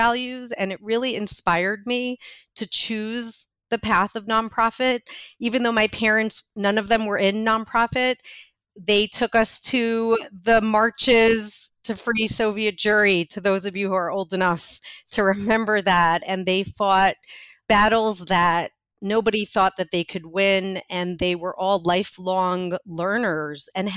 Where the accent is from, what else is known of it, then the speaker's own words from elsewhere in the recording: New York City, New York, United States; I was born in Brooklyn